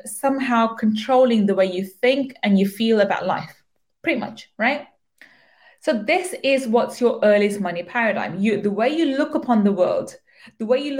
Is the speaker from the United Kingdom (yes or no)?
yes; United Kingdom; I am a British born Pakistani.